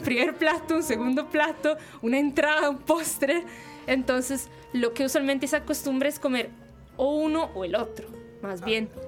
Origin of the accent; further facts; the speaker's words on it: Milan, Lombardy, Italy; Spanish is a second language; moved away as an adult; now in Costa Rica; yo vengo de Milán, yo soy del norte.